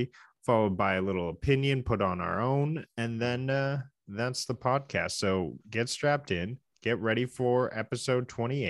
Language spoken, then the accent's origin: English; Canada; we are two Canadian gaming enthusiasts